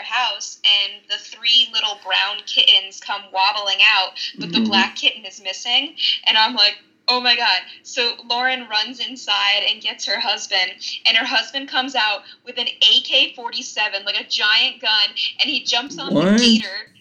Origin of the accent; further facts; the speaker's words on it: New York City, New York, United States; I'm from New York City